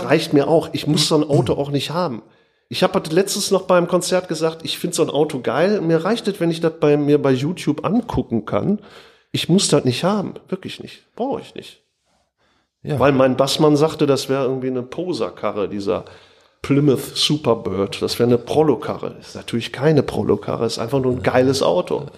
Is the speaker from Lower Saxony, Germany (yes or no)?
no; North Rhine-Westphalia, Germany; also born or lived in Oberhausen; sind wir an den Niederrhein gezogen.